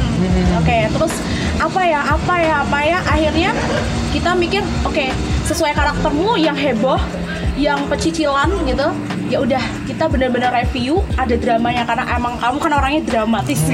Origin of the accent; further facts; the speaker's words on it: Yogyakarta, Special Region of Yogyakarta, Indonesia; aku orang Jogja sendiri